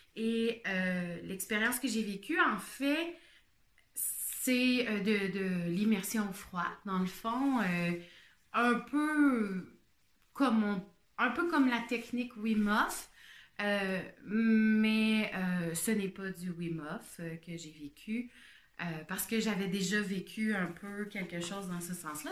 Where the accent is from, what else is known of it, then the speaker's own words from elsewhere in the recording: Quebec, Canada; je suis une Québécoise